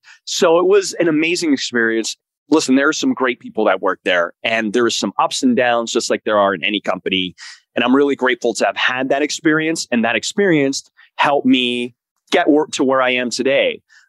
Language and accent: English; Elizabeth, New Jersey, United States; I grew up in Elizabeth, New Jersey.